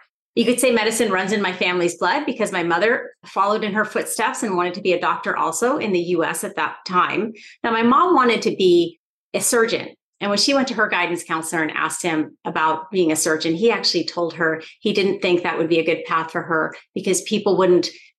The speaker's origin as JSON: {"language": "English", "town": "Stockton", "region": "California", "country": "United States", "tie": "born or raised there", "said": "I grew up in Stockton, California"}